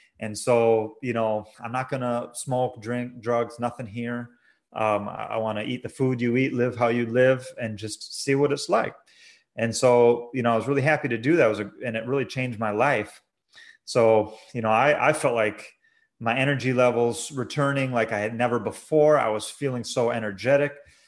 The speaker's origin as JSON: {"language": "English", "town": "La Crosse", "region": "Wisconsin", "country": "United States", "tie": "born or raised there", "said": "Originally, I was raised in La Crosse, Wisconsin, Roman Catholic. I went through 12 years of Catholic education."}